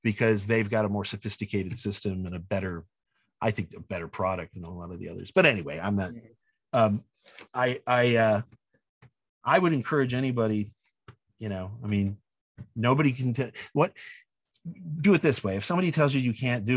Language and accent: English; Wadsworth, Illinois, United States; I grew up in Wadsworth